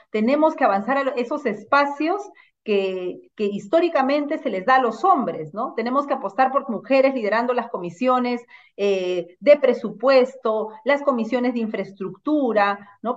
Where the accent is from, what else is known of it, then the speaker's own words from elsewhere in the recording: Lima, Peru; also born or lived in Ancash, Peru; Yo soy eh, natural de Ancash, he nacido allá, he vivido toda mi infancia allá y vine a Lima eh, a los seis años a estudiar a un barrio como Caraballo